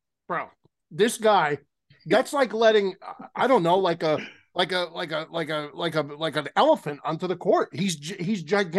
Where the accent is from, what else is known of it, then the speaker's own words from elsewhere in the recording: Newark, New Jersey, United States; moved away; I'm from Newark originally